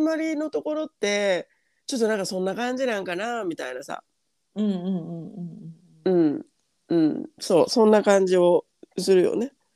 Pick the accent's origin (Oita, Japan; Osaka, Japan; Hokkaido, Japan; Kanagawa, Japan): Osaka, Japan; moved away as an adult; now in Australia; 私大阪の大阪私ら2人とも大阪出身